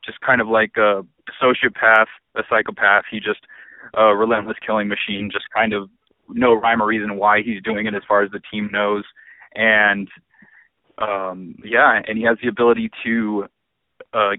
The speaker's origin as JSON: {"language": "English", "country": "Philippines", "said": "I'm Filipino, so I wanted to make sure that we get represented in the comic world as well."}